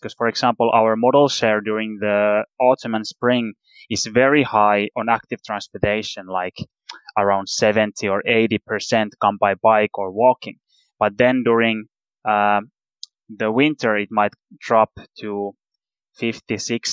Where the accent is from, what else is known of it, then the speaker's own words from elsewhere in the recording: Turku, Southwest Finland, Finland; My hometown, Turku, which is in the other side of the coast